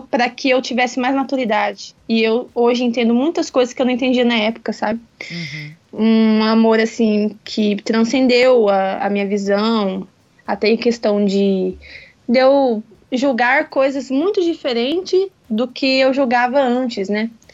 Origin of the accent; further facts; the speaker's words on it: Campo Grande, Mato Grosso do Sul, Brazil; nasci aqui em Campo Grande. Uhum. É e nunca saí daqui